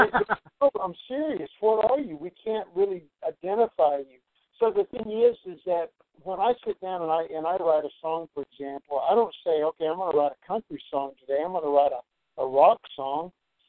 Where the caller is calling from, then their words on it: Nashville, Tennessee, United States; I'm calling in from Nashville, Tennessee. I kind of go back and forth between Charleston, South Carolina, and Nashville.